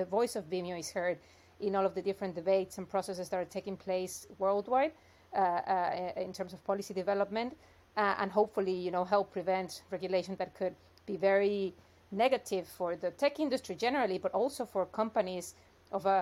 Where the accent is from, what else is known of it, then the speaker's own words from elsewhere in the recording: Mexico; moved away as an adult; also born or lived in New York, United States; I'm originally from Mexico, so I studied law there and worked in corporate law for a few years. Then I went to the U.S. to do a master's and stayed working in New York